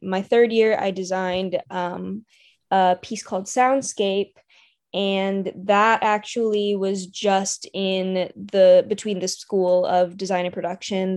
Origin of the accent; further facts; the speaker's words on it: Raleigh, North Carolina, United States; born and raised in the Raleigh area, so always been a local.